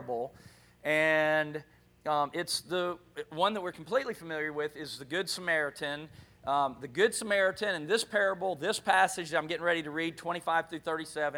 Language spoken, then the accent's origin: English; Gulf Breeze, Florida, United States; moved away; I thought I would just never leave Gulf Breeze and that would be my home forever